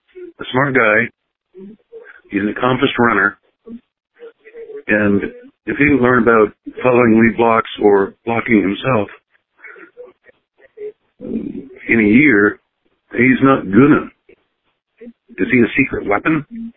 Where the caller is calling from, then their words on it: Buffalo, New York, United States; I'm calling from Buffalo.